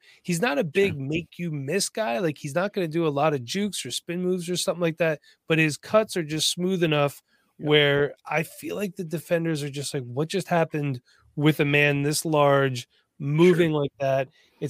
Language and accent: English; Pennsylvania, United States; from Pennsylvania. Yeah, don't listen to me.